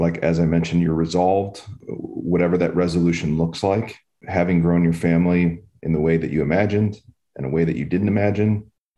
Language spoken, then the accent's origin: English; Cleveland, Ohio, United States; moved away; That's my home. I'm originally from Cleveland